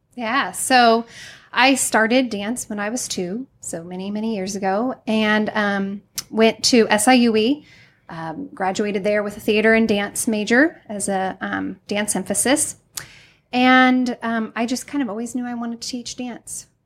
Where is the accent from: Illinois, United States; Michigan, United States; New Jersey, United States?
Illinois, United States; Highland; also born or lived in Greenville; I'm from Highland.